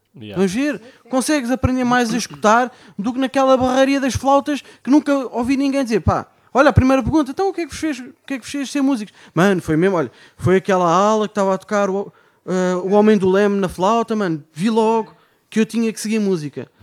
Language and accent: Portuguese; Amadora, Lisbon, Portugal; sou da Amadora.